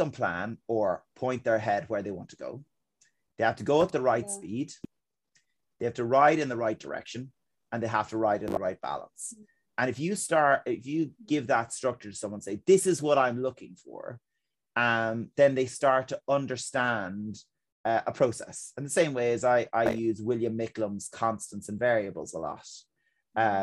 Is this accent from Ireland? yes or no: yes; Ireland; as Irish people in our culture